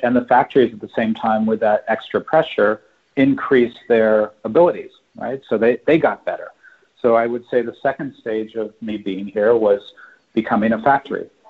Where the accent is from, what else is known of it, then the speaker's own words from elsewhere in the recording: California, United States; moved away as an adult; now in Shanghai, China; I'm, I'm from California